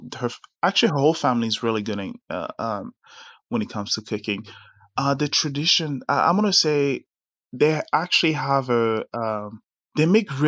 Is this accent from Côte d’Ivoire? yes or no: yes; Abidjan, Côte d’Ivoire; born there; because I was born in Abidjan. I was born in Côte d'Ivoire.